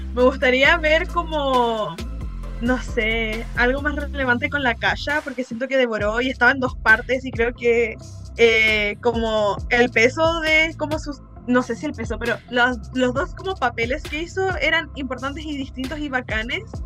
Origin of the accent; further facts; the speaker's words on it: Chile; soy chilena